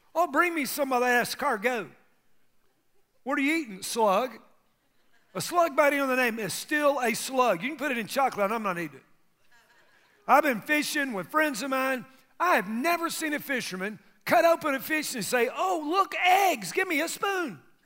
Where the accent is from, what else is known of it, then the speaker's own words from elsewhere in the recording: United States; I grew up in America